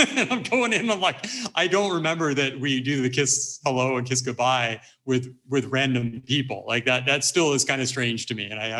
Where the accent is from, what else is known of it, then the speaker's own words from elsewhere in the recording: California, United States; moved away; I grew up in California